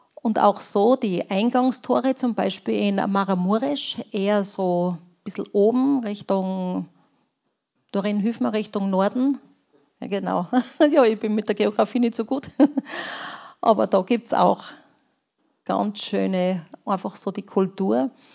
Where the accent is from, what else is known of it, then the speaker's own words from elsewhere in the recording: Austria; also born or lived in Romania; bei uns in Österreich